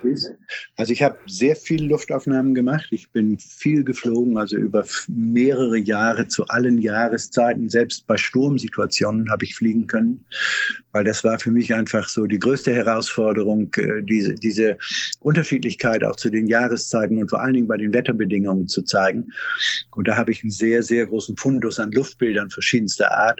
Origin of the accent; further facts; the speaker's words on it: Schleswig-Holstein, Germany; bei uns in Schleswig-Holstein